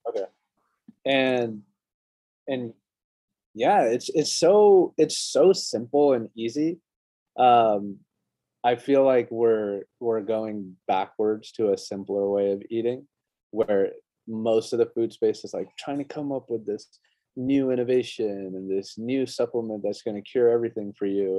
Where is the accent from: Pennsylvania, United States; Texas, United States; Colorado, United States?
Colorado, United States; when I was growing up in Colorado, we used to get our milk delivered